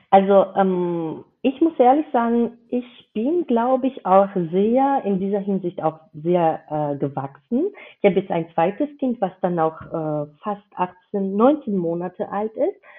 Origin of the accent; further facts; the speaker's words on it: Georgia; German is a second language; now in Germany; dass ich keine Muttersprachlerin bin. Ich komme aus Georgien ursprünglich